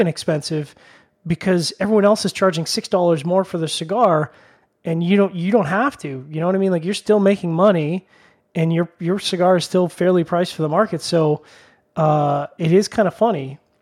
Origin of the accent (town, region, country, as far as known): Canada